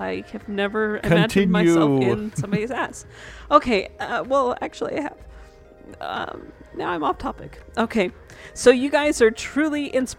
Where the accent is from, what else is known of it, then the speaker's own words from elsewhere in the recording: Dallas, Texas, United States; Oh, and I forgot. I come from Dallas, Texas, and I'm waiting.